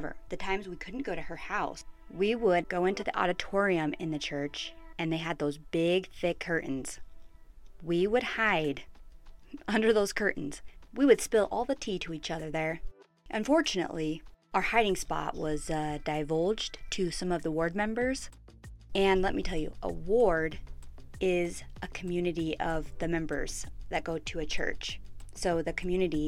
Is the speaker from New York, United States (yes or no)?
no; Pleasant Grove, Utah, United States; I grew up here in Utah in a little bubble called Pleasant Grove.